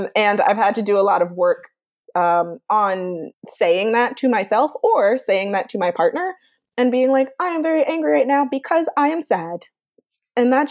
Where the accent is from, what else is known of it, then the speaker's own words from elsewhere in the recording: New York City, New York, United States; I'm from Brooklyn